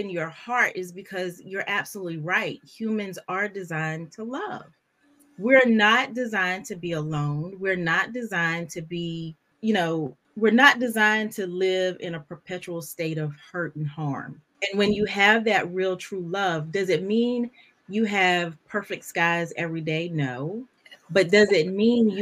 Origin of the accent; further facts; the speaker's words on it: North Carolina, United States; moved away; I'm from North Carolina